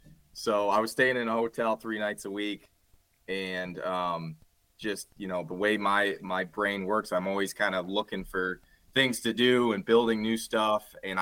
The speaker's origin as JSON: {"language": "English", "town": "Grand Rapids", "region": "Michigan", "country": "United States", "said": "We're all originally from Grand Rapids, Michigan, but we met in undergrad over at the University of Michigan on the east side of our state here."}